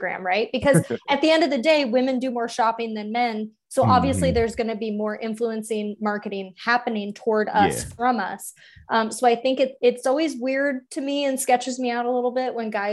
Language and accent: English; Des Moines, Iowa, United States; I'm from Des Moines, Iowa, like city kid